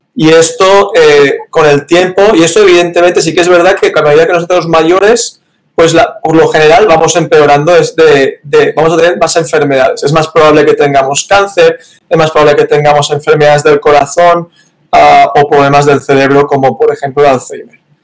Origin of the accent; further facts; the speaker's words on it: Valencia, Valencian Community, Spain; moved away as an adult; also born or lived in Barcelona; now in United States; soy de Valencia, que está en la parte mediterránea de España